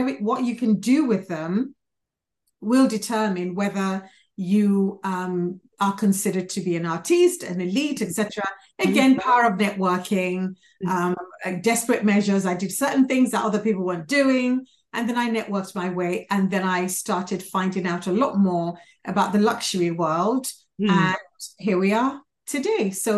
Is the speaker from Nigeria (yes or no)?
yes; Nigeria; also born or lived in London, United Kingdom; I was born in London, went to primary school in London, then got taken back to Nigeria, where it was a massive culture shock.